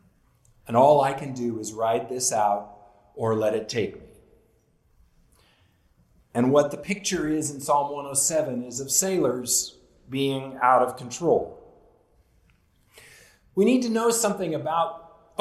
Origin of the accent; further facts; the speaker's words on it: Southern California, United States; growing up in Southern California